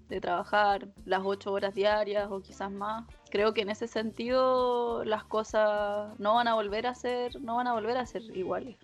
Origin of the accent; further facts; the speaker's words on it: Chile; moved away as an adult; Como chilenos en el extranjero